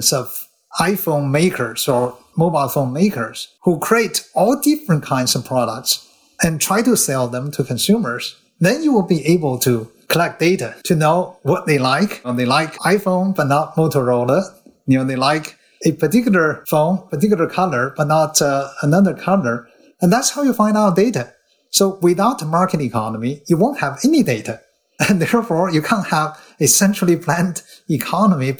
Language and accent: English; China; moved away as an adult; also born or lived in Berkeley, United States; now in Hong Kong; I came all the way from China, where the Cultural Revolution was already becoming a distant memory